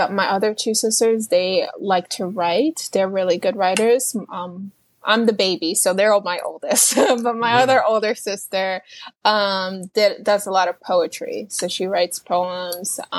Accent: New York City, New York, United States; And it's just like like I'm from New York City and and you can see the the street art in all kinds of places you can't even imagine.

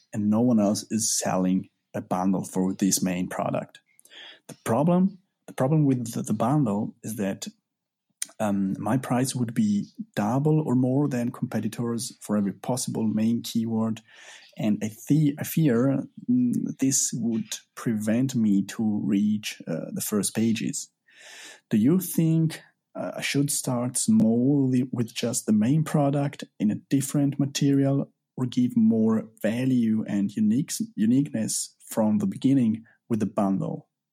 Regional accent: Italy; I'm from Italy.

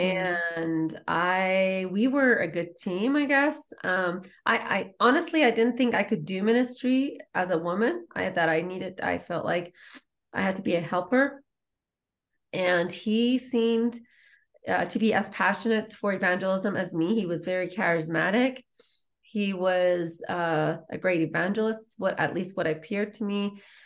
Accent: Iran; moved away; I was raised in war in Iran

